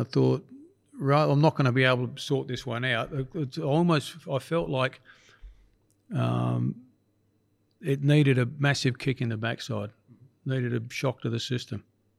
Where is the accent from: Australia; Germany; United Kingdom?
Australia; Adelaide, South Australia; it brought a tear to my eye because it was in Adelaide, my hometown, and it was a team that I'd started years before or been involved in.